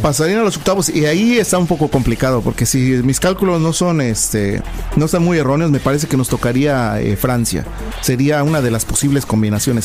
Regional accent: Puebla, Mexico; Soy de la ciudad de Puebla

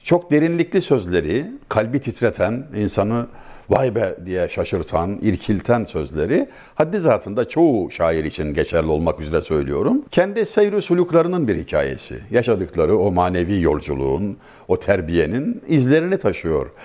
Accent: Çameli, Denizli, Turkey; Ben Denizliliyim, Denizli Çameliliyim.

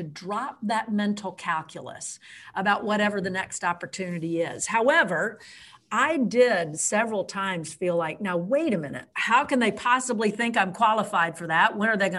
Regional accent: Nashville, Tennessee, United States; moved away; also born or lived in Virginia; I was raised in Nashville

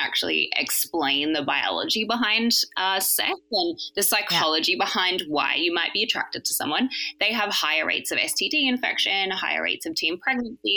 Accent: Australia; I grew up in Australia.

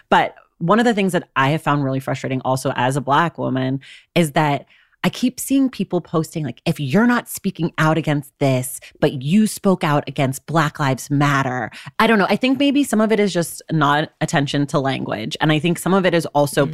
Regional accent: United States; as an American

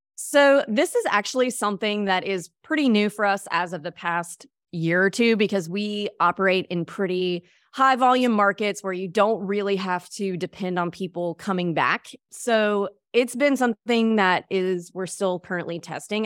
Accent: Mississippi, United States; moved away as an adult; now in Destin, United States; I grew up in Mississippi

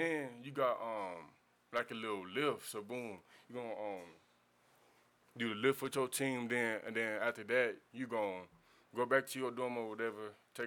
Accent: Houston, Texas, United States; growing up on the East Side

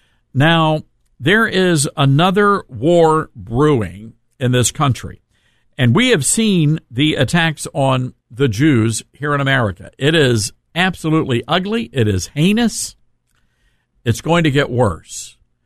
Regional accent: Louisiana, United States; all I do is holler and scream like this all the time, and I'm from Louisiana. Louisiana!

